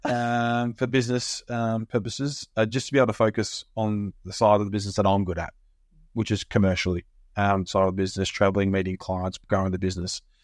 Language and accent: English; Australia; moved away as an adult; now in United Kingdom; come from Australia. Uh, I lived there all my life, obviously, until I came over here in twenty fourteen